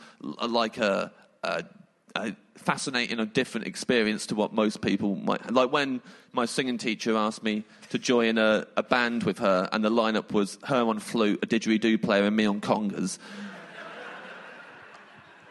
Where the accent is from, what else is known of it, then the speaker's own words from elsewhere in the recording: England, United Kingdom; I'm English